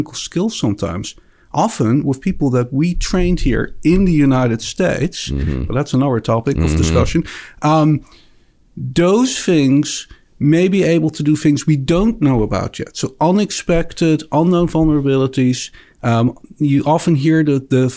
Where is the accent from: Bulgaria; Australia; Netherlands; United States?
Netherlands; accent: Dutch; moved away; I actually grew up in the Netherlands.